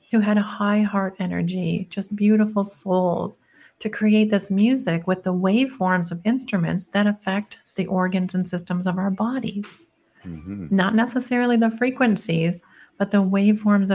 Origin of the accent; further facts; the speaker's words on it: Detroit, Michigan, United States; moved away; I'm an engineer from Detroit